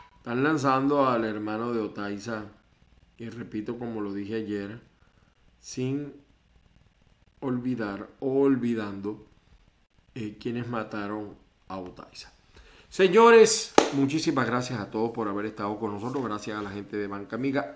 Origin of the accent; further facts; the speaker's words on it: Venezuela; moved away; de Venezuela, por supuesto, mi tierra, con la que sueño todos los días, no la saco de mi mente